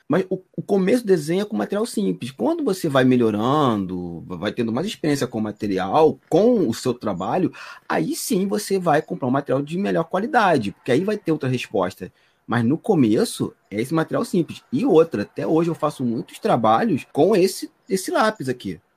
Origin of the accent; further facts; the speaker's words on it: Magé, Rio de Janeiro, Brazil; Eu sou de Magé, Piabetá, Baixada Fluminense